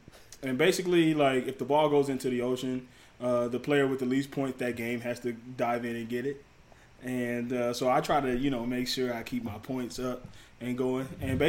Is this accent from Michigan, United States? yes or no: yes; Detroit, Michigan, United States; Okay, so basically, like, you know, me, I'm from Detroit.